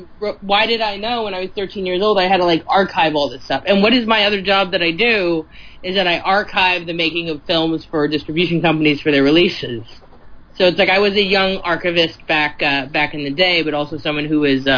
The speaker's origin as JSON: {"language": "English", "region": "New Jersey", "country": "United States", "tie": "born or raised there", "said": "my middle of nowhere where I grew up in Central Jersey"}